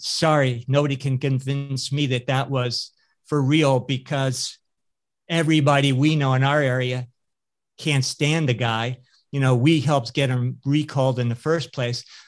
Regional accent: California, United States; I'm a native Californian uh, and, you know, grew up in, uh, you know, ranching communities, more rural California

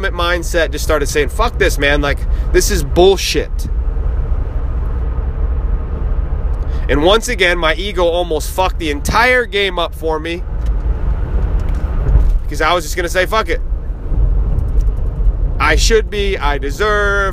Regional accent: Northeast, United States; We're from the Northeast

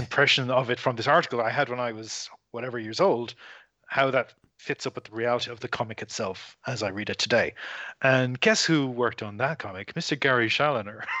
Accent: Ireland; now in Australia; I am not from here. I'm from Ireland.

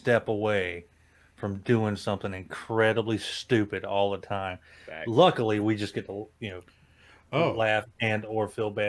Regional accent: upstate South Carolina, United States; I grew up and lived and worked around Charlotte, so I'm from South Carolina, upstate South Carolina, nice. Probably 30 minutes from Charlotte.

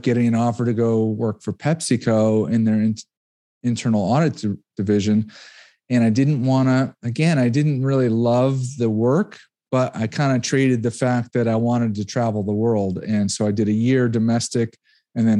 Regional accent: Connecticut, United States; also born or lived in Rhode Island; I'm an East Coast guy. I grew up in Connecticut, went to school, University of Rhode Island

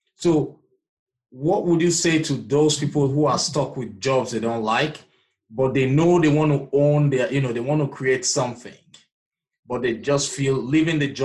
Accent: Nigeria; I'm originally from Nigeria

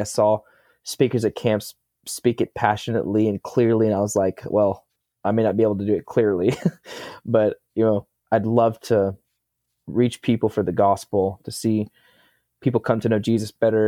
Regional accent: Gravette, Arkansas, United States; I'm from Gravitt, Arkansas

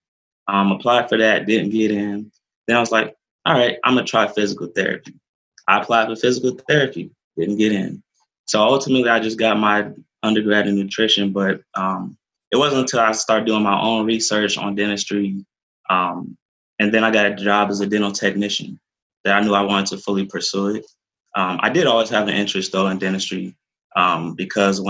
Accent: Detroit, Michigan, United States; I'm from Detroit, Michigan.

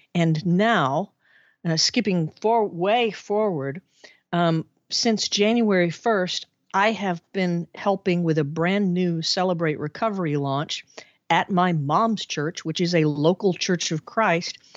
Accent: Arkansas, United States; born or raised there; moved away as an adult

